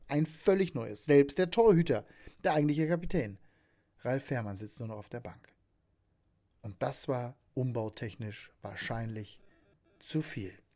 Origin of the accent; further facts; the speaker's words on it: Hagen, North Rhine-Westphalia, Germany; aus meiner Heimatstadt, aus Hagen